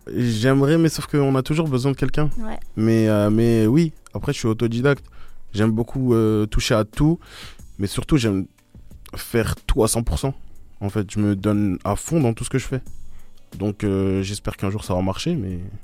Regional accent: Stains, Île-de-France, France; Je suis né à Astin, j'ai grandi à Astin

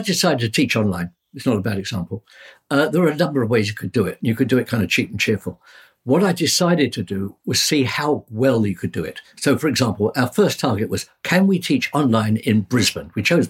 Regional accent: London, United Kingdom; born there; I mean, as I say, I was born in the Blitz.

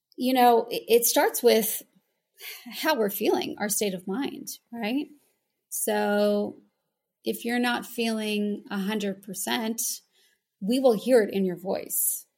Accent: United States; moved away as an adult; now in Sydney, Australia; I'm American

